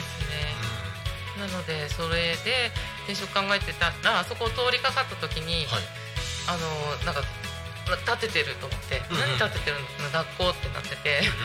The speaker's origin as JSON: {"language": "Japanese", "region": "Tokyo", "country": "Japan", "tie": "born or raised there", "moved": "as an adult", "lives_now": "Tako, Japan", "said": "地元は東京です"}